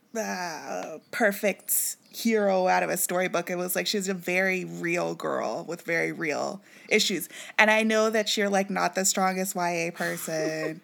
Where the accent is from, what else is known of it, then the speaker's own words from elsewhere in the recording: Kansas City, Missouri, United States; moved away; "Where you from?" And I was like, "Kansas City."